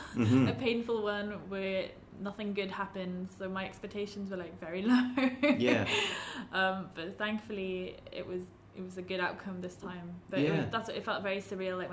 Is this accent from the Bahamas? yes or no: no; Pembrokeshire, Wales, United Kingdom; we grew up in Pembrokeshire, which is quite a, well, especially in the north, it's very like strongly Welsh